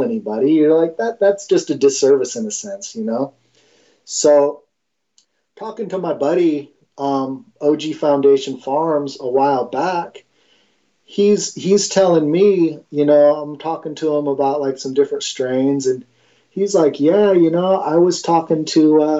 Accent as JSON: {"language": "English", "area": "Mendocino", "region": "California", "country": "United States", "tie": "born or raised there", "said": "the dude who just fucking grew up with everything because I was from Mendo"}